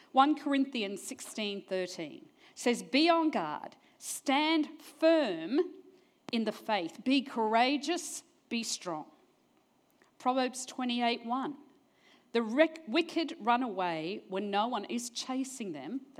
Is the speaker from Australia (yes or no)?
no; New Zealand; born there; I was born in New Zealand, never mind, but got smart, New Zealand.